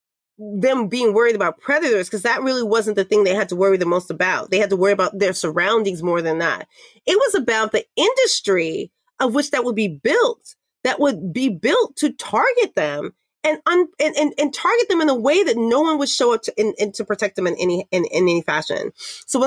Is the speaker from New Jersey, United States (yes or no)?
no; New York City, New York, United States; I'm Black from Harlem and a girl.